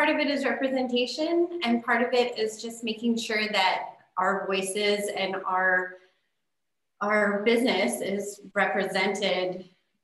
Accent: California, United States; moved away; I'm from California

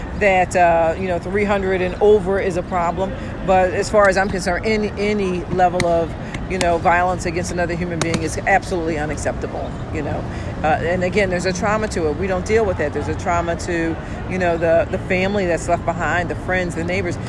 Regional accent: Philadelphia, Pennsylvania, United States; I'm born and raised here. I'm from North Philly

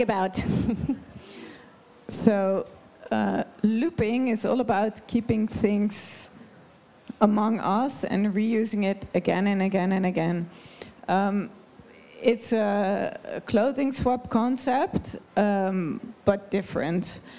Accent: Netherlands; now in Davos, Switzerland; I'm a Dutch person

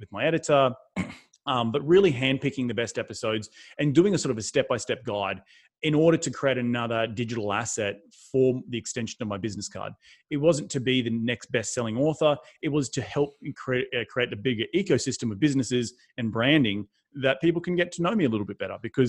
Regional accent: Australia; moved away as an adult; also born or lived in New York City, United States; now in United States; I'm not from this country. I'm from Australia.

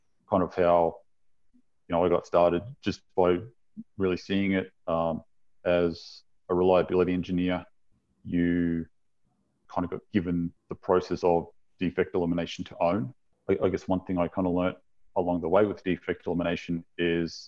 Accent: Australia; moved away as an adult; now in Salt Lake City, United States; I'm from Australia originally

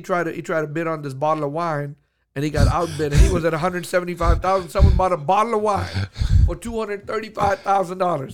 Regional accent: Houston, Texas, United States; I'm from Houston

